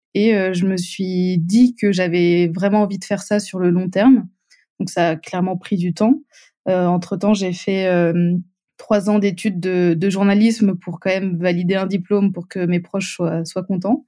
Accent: Montpellier, Occitania, France; je viens du sud de la France, à Montpellier

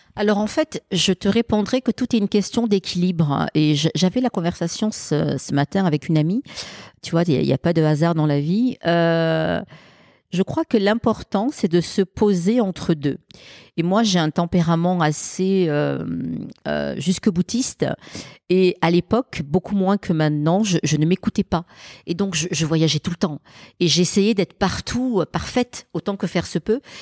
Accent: Marseille, Provence-Alpes-Côte d'Azur, France; quand on grandit dans une cité des quartiers nord de Marseille

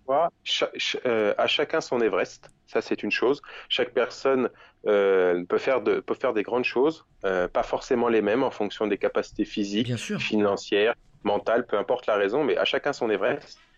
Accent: France; Je suis français

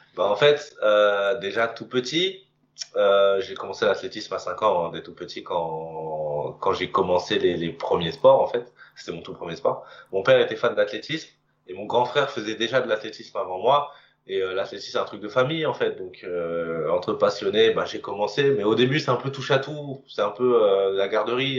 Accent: Moissy-Cramayel, Île-de-France, France; je viens d'une petite commune qui s'appelle moissy cramayel pour les connaisseurs. Alors, c'est pas très connu, hein, c'est en région parisienne, plutôt dans le sud

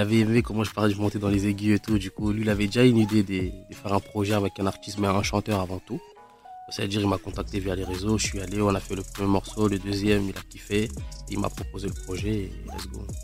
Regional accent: Kinshasa, DR Congo; J'ai grandi au Congo, Kinshasa

